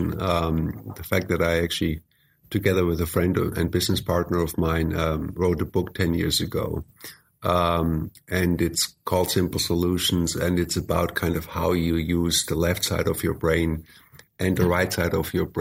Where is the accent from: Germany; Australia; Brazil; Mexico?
Germany; moved away; also born or lived in United States; So I spent decades in the U.S. I was born and raised in Germany, but I am a U.S. citizen.